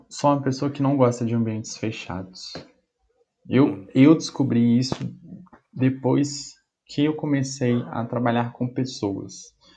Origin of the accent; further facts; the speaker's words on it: Bicas, Minas Gerais, Brazil; moved away as an adult; now in Juiz de Fora, Brazil; voltei para casa da minha mãe, na minha cidade, que eu sou de Bicas